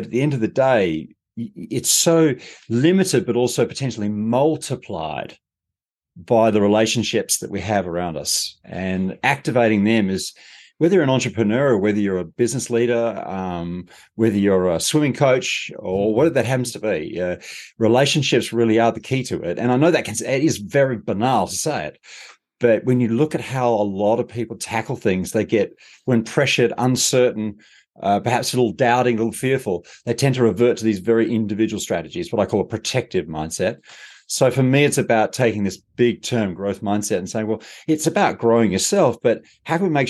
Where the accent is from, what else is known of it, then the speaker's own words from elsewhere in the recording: Australia; now in Europe; I'm Australian.